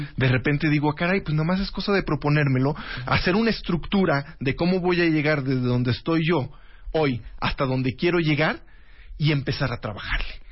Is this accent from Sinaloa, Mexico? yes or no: no; Jalisco, Mexico; yo que vengo de Jalisco